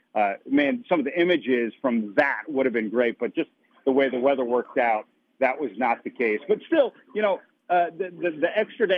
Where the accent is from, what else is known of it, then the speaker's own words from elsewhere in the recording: Illinois, United States; moved away as an adult; now in Nebraska, United States; I'm originally from Illinois.